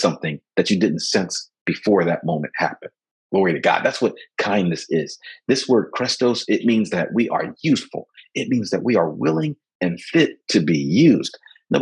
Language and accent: English; Philadelphia, Pennsylvania, United States; I grew up in Philadelphia. When I grew up and where I was raised in West Philadelphia